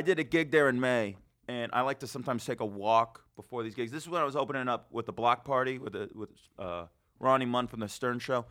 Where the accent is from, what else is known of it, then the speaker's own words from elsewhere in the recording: Las Vegas, Nevada, United States; moved away as an adult; now in New York, United States; I'm from Vegas.